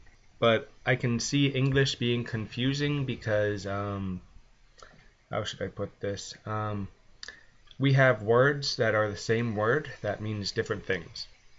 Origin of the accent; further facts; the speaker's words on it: London, Ontario, Canada; am from London, and whenever I tell anyone I'm from London, they think England. So I'm from London, Ontario, Canada, which is actually, it's a pretty decent sized city, about 300,000.